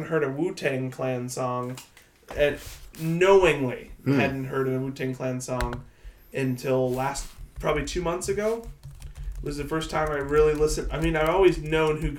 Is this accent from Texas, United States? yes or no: yes; Plano, Texas, United States; I grew up in Plano, Texas, one of the whitest places in the world